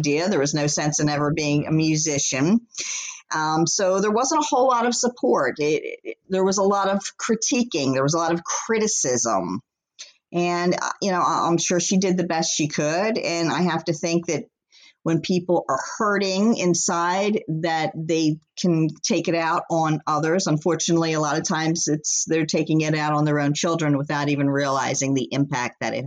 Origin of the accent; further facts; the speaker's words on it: Philadelphia, Pennsylvania, United States; I grew up in Philly